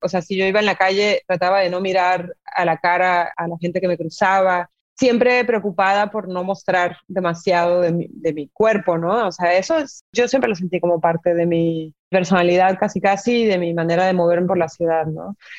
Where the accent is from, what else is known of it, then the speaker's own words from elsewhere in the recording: Tijuana, Baja California, Mexico; accent: Tijuana; moved away as an adult; also born or lived in Mexico City, Mexico; now in Argentina; yo mi identidad es, mexicana, pero es tijuanense, o sea, yo realmente ahora que estoy como lejos de México, me siento como regresando a mi acento tijuanense